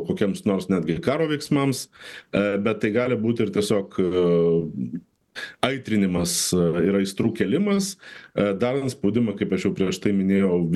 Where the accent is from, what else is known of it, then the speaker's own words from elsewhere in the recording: Saint Petersburg, Russia; moved away as an adult; now in Vilnius, Lithuania; aš jau tada buvau pradėjęs gyventi E, Vilniuje, e, prieš tai aš ir gimiau ir gyvenau Sankt Peterburgė ir baigiau mokyklą.